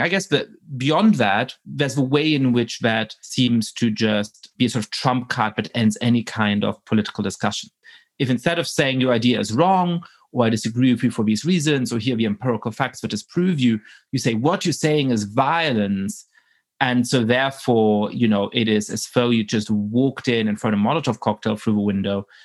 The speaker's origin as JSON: {"language": "English", "country": "Germany", "tie": "born or raised there", "moved": "yes", "said": "I grew up in Germany at a time when there was a tremendous amount of philo-Semitism"}